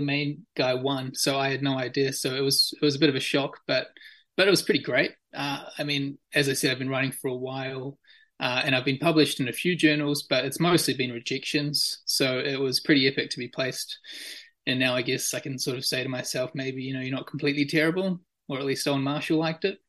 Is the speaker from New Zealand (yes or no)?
yes; Auckland, New Zealand; I was born and raised in Auckland, uh, I went to school and university there.